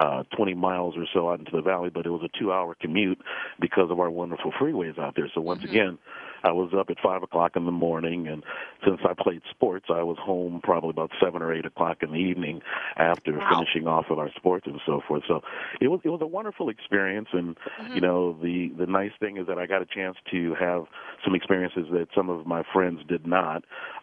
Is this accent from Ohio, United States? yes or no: no; Los Angeles, California, United States; You know, it's the story dates really back to the fifth grade when I was a very young man. I was part of the initial busing that happened in Los Angeles.